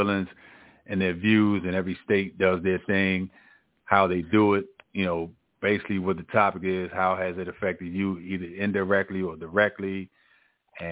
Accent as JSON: {"language": "English", "region": "Maryland", "country": "United States", "said": "I'm from Maryland"}